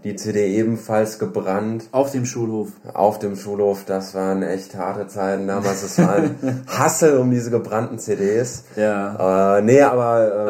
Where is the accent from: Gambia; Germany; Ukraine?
Germany; Düsseldorf, North Rhine-Westphalia; Ich komme aus Düsseldorf